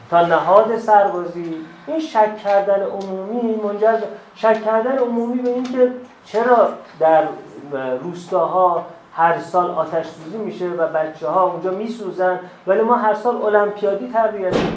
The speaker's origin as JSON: {"language": "Persian", "country": "Iran", "tie": "born there", "said": "من در ایران به دنیا آمدم"}